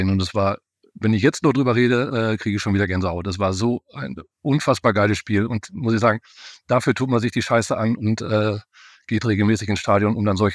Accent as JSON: {"language": "German", "town": "Bochum", "region": "North Rhine-Westphalia", "country": "Germany", "said": "Also ich hätte mich in der letzten Saison auch als Bochumer ähm, sehr darüber gefreut, wenn es die Dortmunder gemacht hätten."}